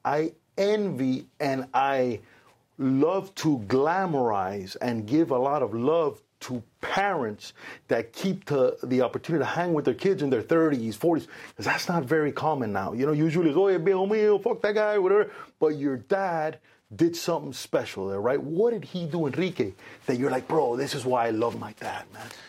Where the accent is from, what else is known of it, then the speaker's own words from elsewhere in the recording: Cuba; now in United States; So I was born in Cuba. I consider myself very Cuban